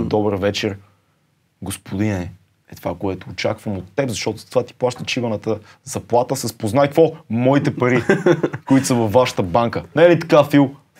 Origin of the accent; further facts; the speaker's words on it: Sofia, Sofia City, Bulgaria; Не съм кореняк, корена ми от друга но съм роден в София